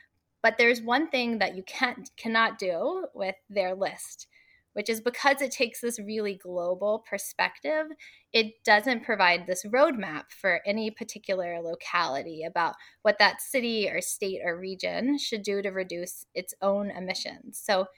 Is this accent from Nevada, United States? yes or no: no; Atlanta, Georgia, United States; also born or lived in Washington, D.C.; now in Atlanta, United States; I'm originally from Atlanta. And so about 2 years ago, after spending 10 years working on federal climate policy in DC, I moved back